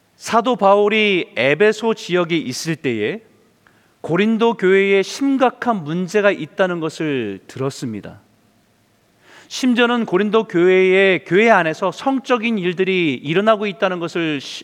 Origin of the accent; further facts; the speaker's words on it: South Korea; now in Vancouver, Canada; 우리는 또 한국 사람